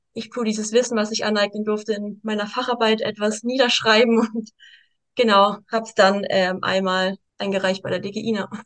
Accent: Stuttgart, Baden-Württemberg, Germany; Ich bin aus Stuttgart, bin sechsundzwanzig Jahre jung

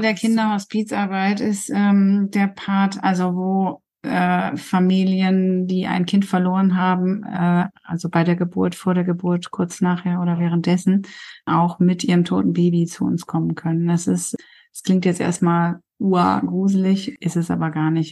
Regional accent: Coesfeld, North Rhine-Westphalia, Germany; now in Darup, Germany; Ich bin gebürtige Kursfelderin und mein Mann kommt aus Rheine. Mhm. Ähm, also wir sind beide quasi Münsterlandkinder

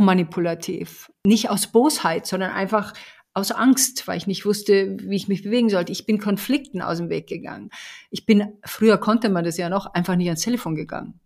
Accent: Bavaria, Germany; ich komme aus Bayern

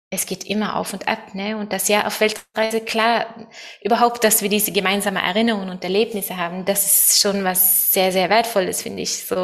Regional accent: Norway; German is a second language; moved away as an adult; now in Germany; ich bin in einer Sekte in Norwegen aufgewachsen und äh, ja, mit ganz viele strenge Regeln und viel Kontrolle und Thor und ich sind auch, äh, als wir 20 waren, sind wir auch nach Deutschland als Missionare gegangen.

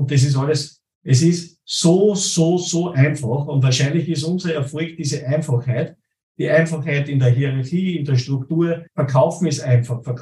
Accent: Plainfeld, Salzburg, Austria; ich bin aus Bleinfeld bei Salzburg und Eugendorf bei Salzburg, das ist einmal über den Hügel drüber

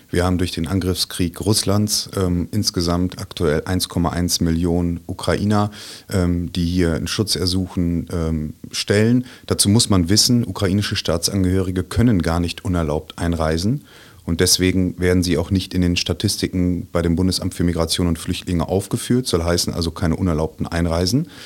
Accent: Münster, North Rhine-Westphalia, Germany; Ich komme aus Münster im wunderschönen Münsterland und habe da mit meiner wunderbaren Familie ein kleines Einfamilienhäuschen.

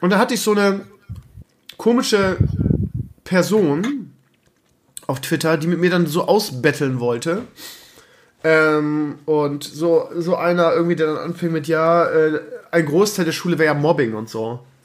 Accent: Northern Germany, Germany; Bei uns in Norddeutschland

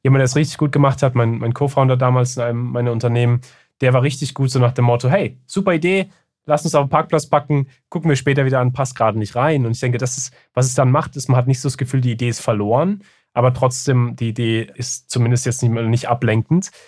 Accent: Germany; ich bin ja auch in, in Deutschland aufgewachsen

